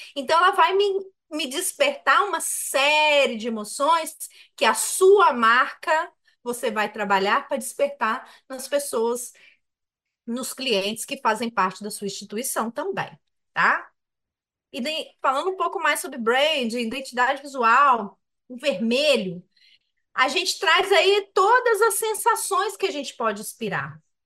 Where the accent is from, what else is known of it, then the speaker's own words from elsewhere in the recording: Minas Gerais, Brazil; eu que sou mineiro